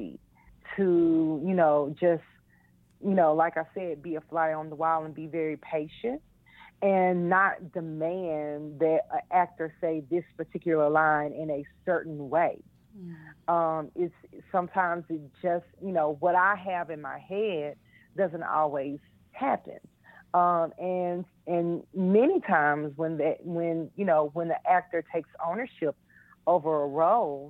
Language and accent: English; Arkansas, United States; I grew up in Viramont, Arkansas. A very small town.